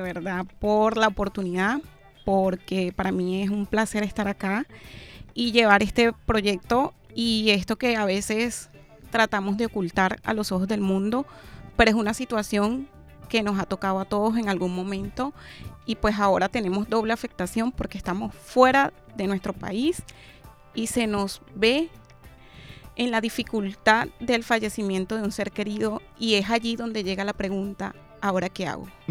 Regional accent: Venezuela; now in Barranquilla, Colombia; Los venezolanos somos

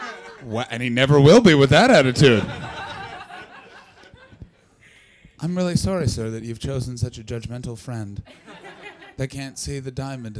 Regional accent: Canada; now in United Kingdom; I'm from Canada.

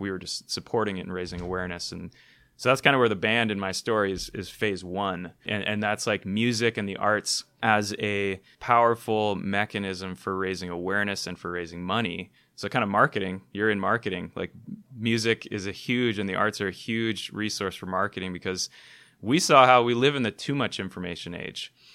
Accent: Hawaii, United States; I was born in Hawaii, one of the most beautiful places on the planet

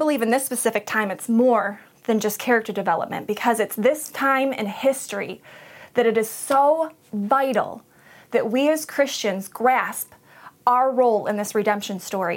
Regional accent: Montrose, United States; also born or lived in Flushing; we were both born and raised in Montrose, graduated from Montrose

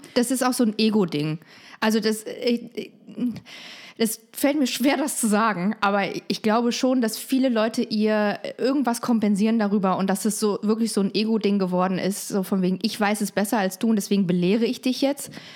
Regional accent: Frankfurt, Hesse, Germany; also born or lived in East Germany (GDR); Ich bin in Frankfurt groß geworden

